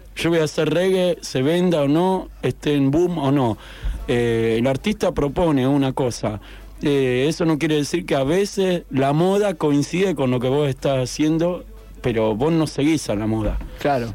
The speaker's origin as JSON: {"language": "Spanish", "town": "La Plata", "region": "Buenos Aires Province", "country": "Argentina", "lives_now": "Mar del Plata, Argentina", "said": "soy Platense"}